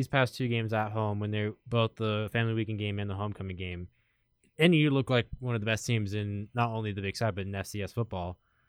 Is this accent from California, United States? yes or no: yes; Los Angeles, California, United States; But we're both from Los Angeles, and LA is going through a big, you know, rainstorm right now